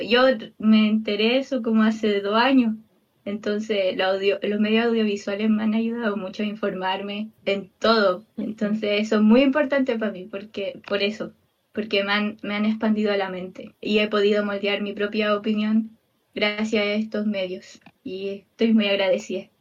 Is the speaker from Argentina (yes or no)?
no; Chile; Soy chilene